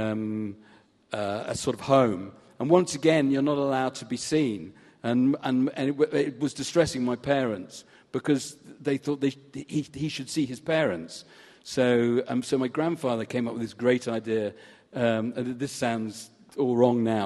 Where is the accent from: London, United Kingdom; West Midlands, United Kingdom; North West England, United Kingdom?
North West England, United Kingdom; Southport; I was brought up in Southport in Lancashire